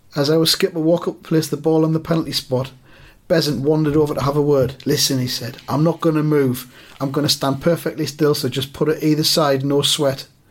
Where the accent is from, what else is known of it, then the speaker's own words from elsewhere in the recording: around Newcastle, North East England, United Kingdom; I was growing up around the Newcastle